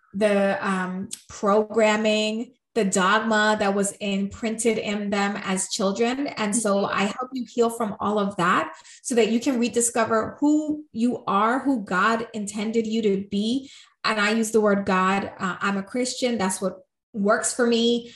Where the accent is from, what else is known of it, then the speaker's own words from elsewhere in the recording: New York, United States; I'm from New York. I'm Puerto Rican.